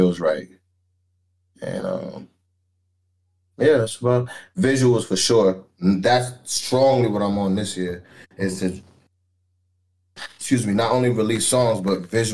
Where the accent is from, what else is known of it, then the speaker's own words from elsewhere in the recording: New York City, New York, United States; also born or lived in Nassau, Bahamas; now in San Antonio, United States; Born and raised East Flatbush 40s, Brooklyn, New York, 11203